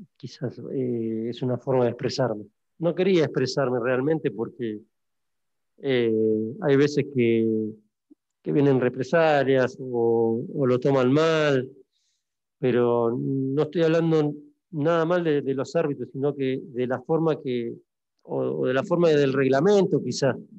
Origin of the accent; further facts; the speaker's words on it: Argentina; moved away; nosotros como argentinos